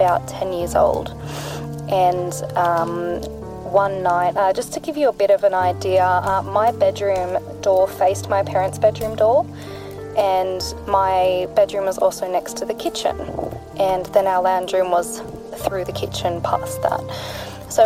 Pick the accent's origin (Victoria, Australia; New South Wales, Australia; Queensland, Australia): New South Wales, Australia; I am from New South Wales in Australia